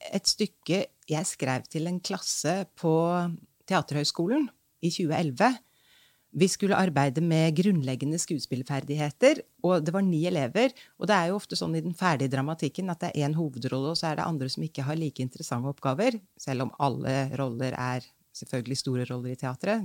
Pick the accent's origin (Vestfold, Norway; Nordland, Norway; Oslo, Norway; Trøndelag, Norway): Trøndelag, Norway; Trondheim; da jeg var barn i Trondheim